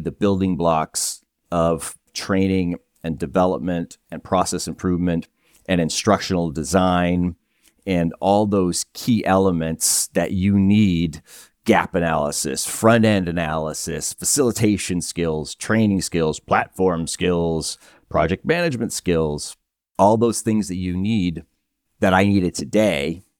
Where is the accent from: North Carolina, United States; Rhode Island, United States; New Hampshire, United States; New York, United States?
New Hampshire, United States; I'm a guy from Northern New Hampshire, and his way of out was, let's join the Coast Guard. Let's get the heck out of here.